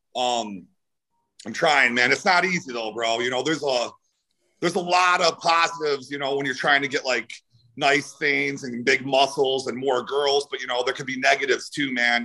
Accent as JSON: {"language": "English", "town": "Cleveland", "region": "Ohio", "country": "United States", "also_born_or_lived": "California", "moved": "as an adult", "said": "I'm from Cleveland, Ohio."}